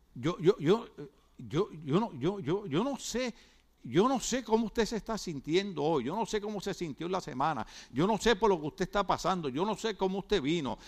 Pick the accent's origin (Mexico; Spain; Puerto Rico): Puerto Rico; moved away; En mi país, que de ahí es él, en mi país